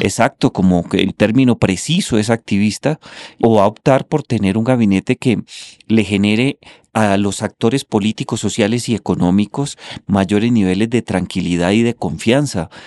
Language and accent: Spanish; Colombia; condenarnos como colombianos